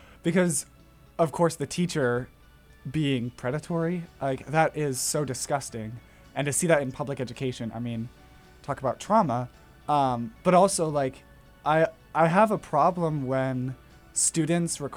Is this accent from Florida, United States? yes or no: yes; Florida, United States; I was born in Florida